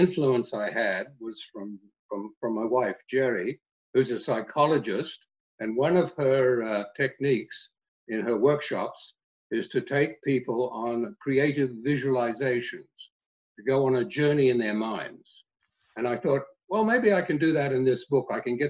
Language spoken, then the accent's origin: English; Australia; moved away as an adult; When I came from Australia as a teacher all those years ago